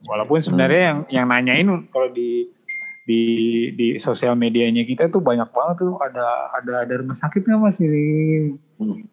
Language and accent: Indonesian; Bogor, West Java, Indonesia; gue orang Bogor